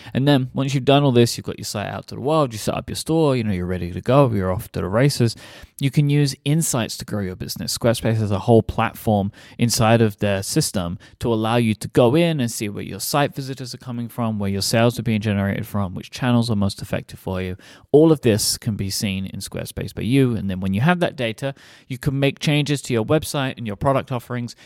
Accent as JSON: {"language": "English", "region": "England", "country": "United Kingdom", "said": "I'm from England"}